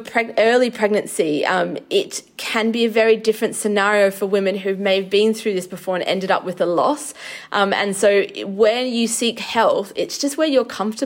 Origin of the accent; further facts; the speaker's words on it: Australia; now in United Kingdom; I'm from Australia